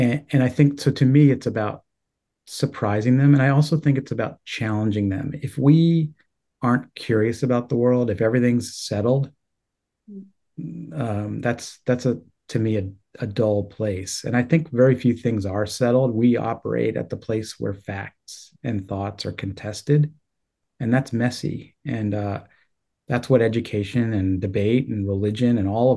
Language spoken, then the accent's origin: English; State College, Pennsylvania, United States; I grew up in State College as well